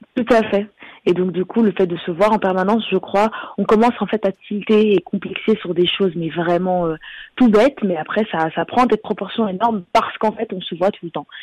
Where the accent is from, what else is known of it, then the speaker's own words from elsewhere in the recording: Belgium; j'ai grandi en Belgique